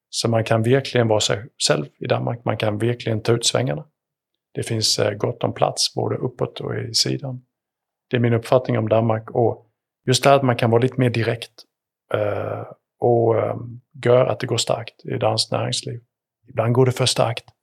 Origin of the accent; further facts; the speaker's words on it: Sweden; born there; Självklart, även om jag syns Sverigekilligt så, så är det ju ändå där jag är född.